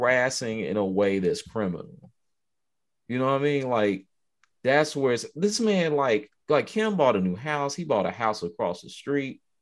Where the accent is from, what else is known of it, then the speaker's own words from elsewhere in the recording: Chicago, Illinois, United States; moved away; I grew up in Chicago for a time too